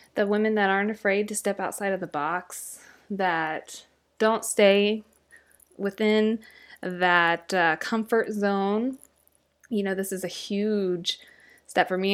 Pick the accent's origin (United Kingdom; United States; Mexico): United States; Midwest; I'm from the Midwest